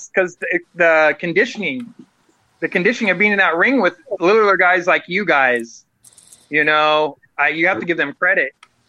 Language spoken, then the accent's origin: English; Aberdeen, Washington, United States; I am from Aberdeen, Washington.